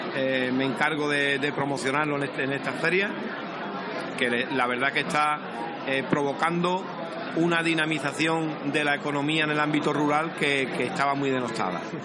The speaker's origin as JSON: {"language": "Spanish", "town": "Medina Sidonia", "region": "Andalusia", "country": "Spain", "said": "mi pueblo, Medina Sidonia, que está en el centro geográfico de la provincia"}